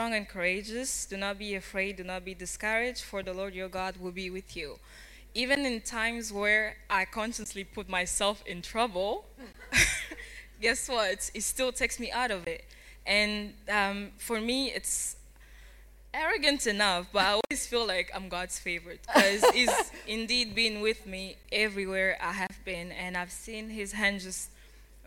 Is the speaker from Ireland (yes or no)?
no; Kinshasa, DR Congo; moved away; also born or lived in Rome / Paris; I'm from Congo, Republic Democratic of the Congo, Kinshasa